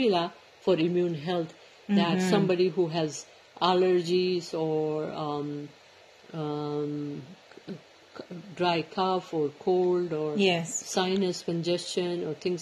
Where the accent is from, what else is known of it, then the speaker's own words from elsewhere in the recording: India; now in Vancouver, Canada; we were growing up in India